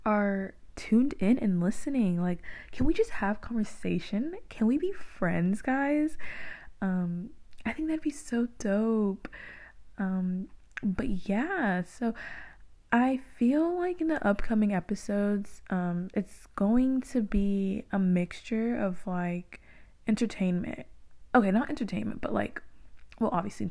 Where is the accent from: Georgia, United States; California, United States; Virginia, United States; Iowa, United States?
California, United States; Moreno Valley; I went to like middle school and elementary out in Moreno Valley